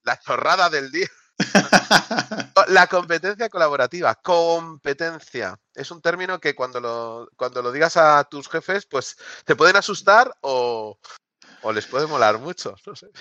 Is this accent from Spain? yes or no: yes; Barcelona, Catalonia, Spain; yo soy de Barcelona